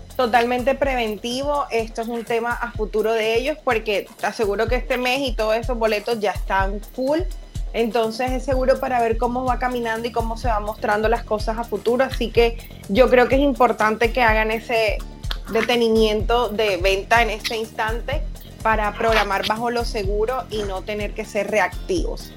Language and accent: Spanish; Caribbean coast, Colombia; soy costeña